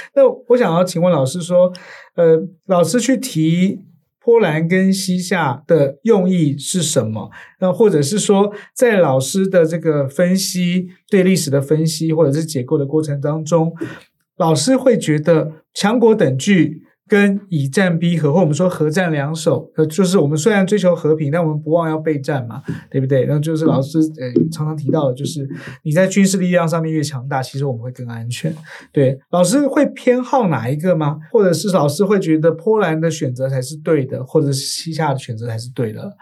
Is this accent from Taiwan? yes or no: yes; Taiwan; 我们台湾人最害怕的事情就是打起来